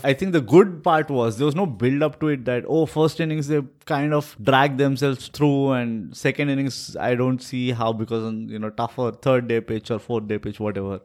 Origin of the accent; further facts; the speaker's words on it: India; as an Indian